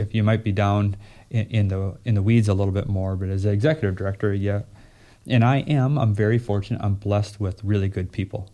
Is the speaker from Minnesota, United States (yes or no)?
yes; Minnesota, United States; moved away; also born or lived in North Carolina / Fargo, North Dakota; I'm from Minnesota.